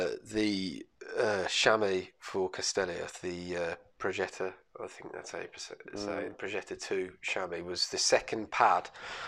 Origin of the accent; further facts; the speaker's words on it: Birmingham, West Midlands, United Kingdom; accent: Brummy; I'm from Birmingham